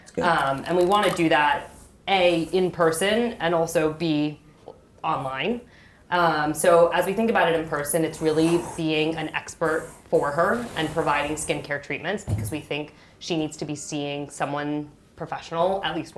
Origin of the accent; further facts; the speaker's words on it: Fort Lauderdale, Florida, United States; I'm from Fort Lauderdale, Florida